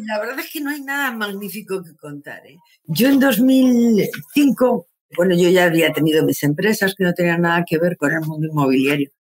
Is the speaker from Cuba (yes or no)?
no; Madrid, Community of Madrid, Spain; moved away as an adult; now in Santander, Spain; yo soy de Madrid, me había venido con, mi familia a vivir a Santander